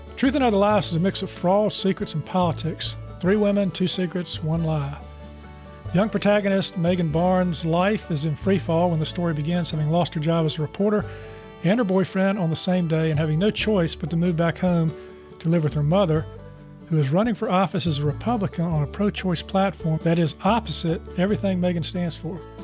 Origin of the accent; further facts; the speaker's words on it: Charlotte, North Carolina, United States; I grew up in Charlotte